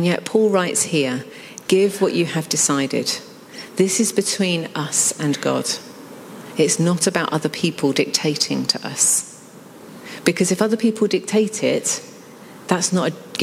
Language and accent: English; United Kingdom; being British